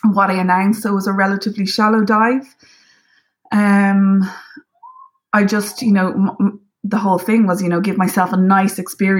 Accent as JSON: {"language": "English", "country": "Ireland", "said": "as an Irish person"}